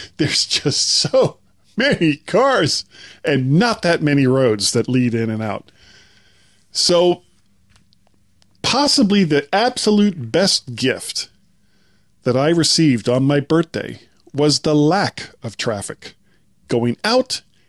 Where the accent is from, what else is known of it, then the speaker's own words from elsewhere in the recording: Florida, United States; I'm from Florida.